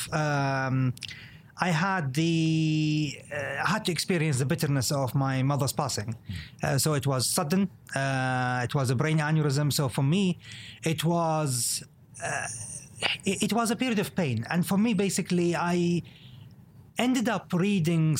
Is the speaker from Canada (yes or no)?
no; Saudi Arabia; I was born in Saudi Arabia, and I was born, you know, basically just, you know, months before the year 1979